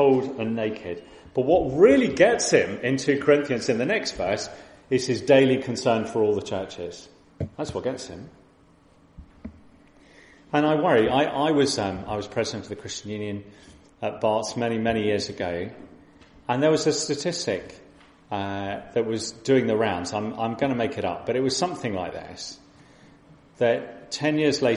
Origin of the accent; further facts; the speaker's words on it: West Sussex, South East England, United Kingdom; I'm a West Sussex boy. I grew up on the South Coast